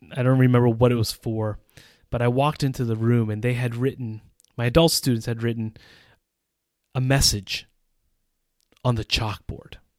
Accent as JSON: {"language": "English", "region": "northeastern United States", "country": "United States", "tie": "born or raised there", "moved": "as an adult", "lives_now": "Czech Republic", "said": "I grew up in a suburban context in the northeastern United States."}